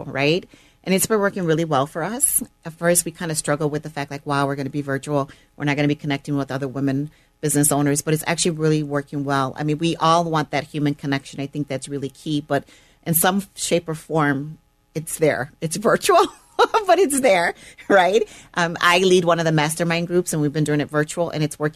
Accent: Chicago, Illinois, United States; also born or lived in Puerto Rico; we grew up in the Chicagoland area our entire life

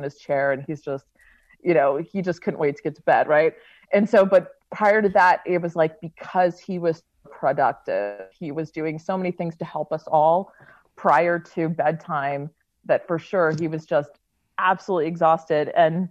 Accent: Maryland, United States; now in Utah, United States; growing up in Maryland

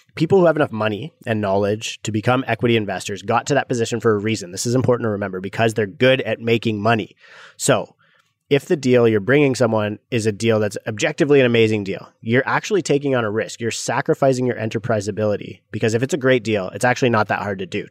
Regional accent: Canada; growing up in Canada

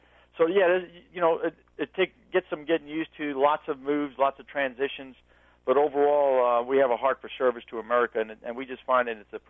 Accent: New York City, New York, United States; moved away; I'm originally from Brooklyn, New York, so, you know, … makes me feel like I'm back home.

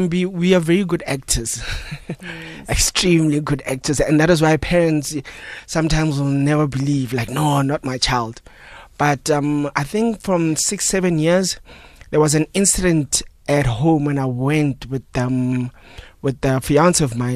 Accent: Phalaborwa, Limpopo, South Africa; moved away as an adult; now in Johannesburg, South Africa; I'm originally from Limpopo, Phalaborwa, so I came here.

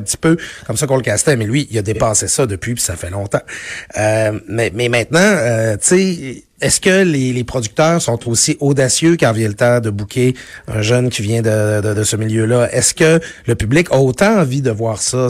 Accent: Quebec, Canada; je viens du Lac-Saint-Jean

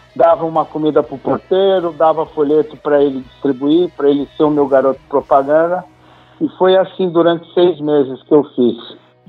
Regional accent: Brazil; Eu sou brasileiro, tudo que minha família tem, que eu tenho, eu conquistei aqui.

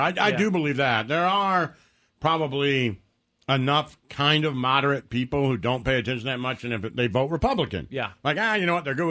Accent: Detroit, Michigan, United States; I come from Detroit.

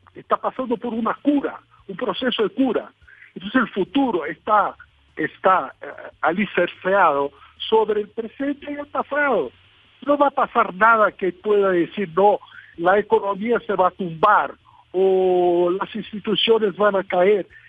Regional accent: Brazil; Spanish is a second language; Yo tengo mucho orgullo de mi país

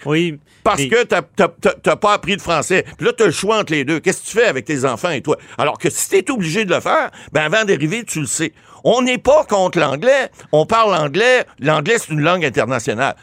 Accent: Ottawa, Ontario, Canada; Je suis natif d'Ottawa

